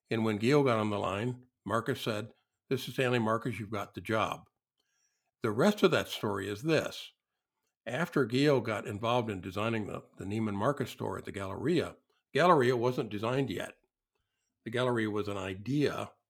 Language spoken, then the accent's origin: English; Ireland; I'm, I'm Irish.